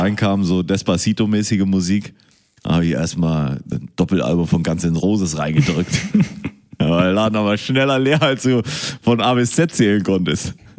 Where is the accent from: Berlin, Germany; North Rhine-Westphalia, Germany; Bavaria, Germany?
North Rhine-Westphalia, Germany; Münster; ich bin in Münster geboren